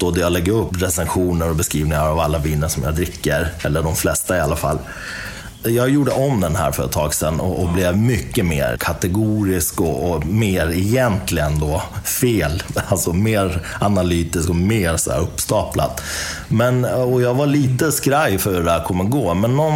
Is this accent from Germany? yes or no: no; Iran; now in Sweden; jag är iranier då i botten. Jag är född i Iran.